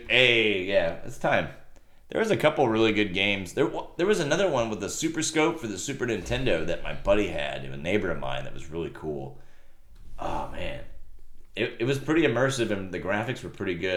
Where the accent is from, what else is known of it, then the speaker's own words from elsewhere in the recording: Rio Grande Valley, Texas, United States; I'm from the Rio Grande Valley